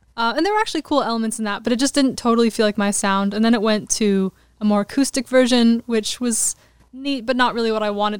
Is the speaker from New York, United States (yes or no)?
no; Glendale, California, United States; I grew up in Glendale, which is kind of outside the main